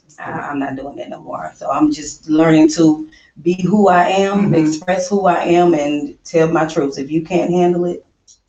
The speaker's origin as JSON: {"language": "English", "region": "Louisiana", "country": "United States", "moved": "yes", "lives_now": "Houston, United States", "said": "And I am originally from Louisiana."}